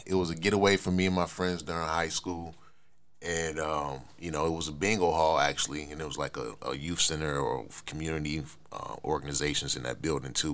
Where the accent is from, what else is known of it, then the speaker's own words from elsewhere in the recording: Buffalo, New York, United States; growing up in Buffalo